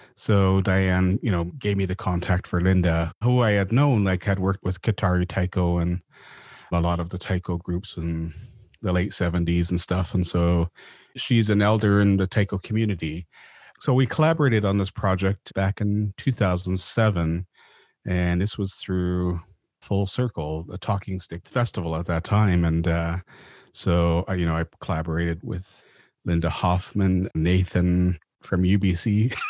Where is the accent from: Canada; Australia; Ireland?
Canada; Vancouver, British Columbia; also born or lived in Mount Currie; they finally settled in Vancouver when I was about four years old, so I grew up in East Van on, up in Mount Pleasant near Main Street